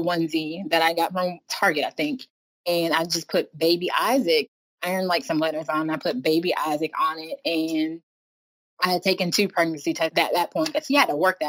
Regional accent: North Carolina, United States; I am born and raised in North Carolina, kind of been here my whole life.

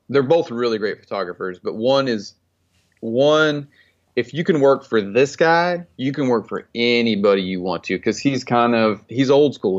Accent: Stillwater, Oklahoma, United States; now in Texas, United States; I grew up in Stillwater, Oklahoma

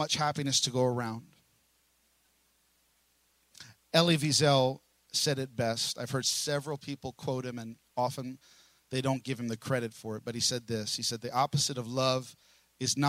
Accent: New York City, New York, United States; also born or lived in Brooklyn; now in Oklahoma, United States; I'm from New York. I was born in Staten Island

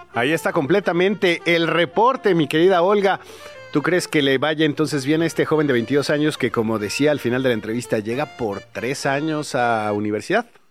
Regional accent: Chilango, Mexico City, Mexico; todos los que somos chilangos

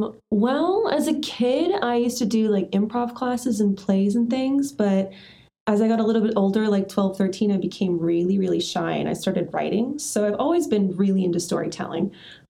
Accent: Australia; now in United States; Life's too short. I'm originally from Australia. I moved back to America

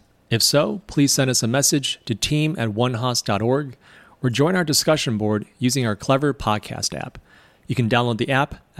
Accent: Midwest, United States; I'm from the Midwest

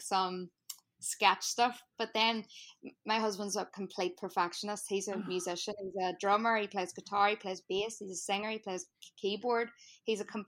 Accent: Northern Ireland, United Kingdom; accent: Irish; now in New Jersey, United States; we grew up in Northern Ireland during like the tail end of the Troubles

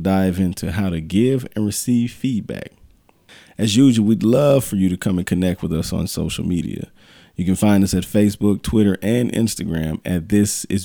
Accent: Greenville, Mississippi, United States; my hometown as well, Greenville, Mississippi

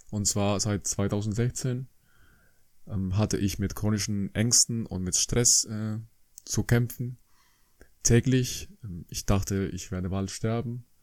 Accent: Colombia; now in Germany; ich komme aus Kolumbien ursprünglich, ein schönes Land ähm, am Norden von Südamerika. Ich kam nach Deutschland in 2003

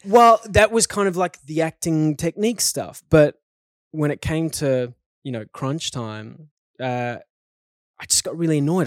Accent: South Africa; growing up in South Africa as a kid

